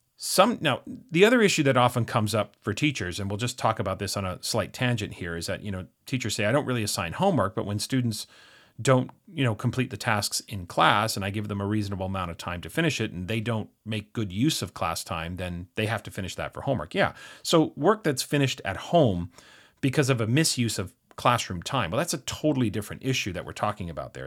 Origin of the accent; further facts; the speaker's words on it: Canada; being Canadian